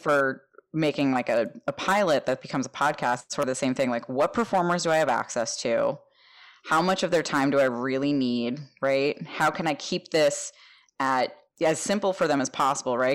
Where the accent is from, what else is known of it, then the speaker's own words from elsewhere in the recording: New Jersey, United States; moved away; I grew up in North Jersey